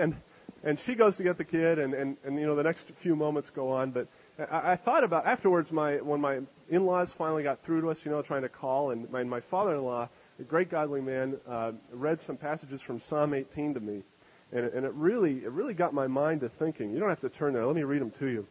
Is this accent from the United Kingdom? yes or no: no; Canada; moved away; I'm from Canada.